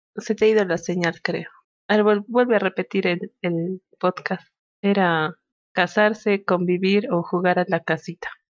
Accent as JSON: {"language": "Spanish", "country": "Peru", "said": "somos peruanos con orgullo"}